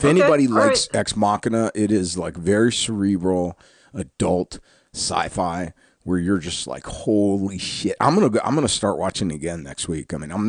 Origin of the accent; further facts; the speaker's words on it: the South, United States; We're both from the South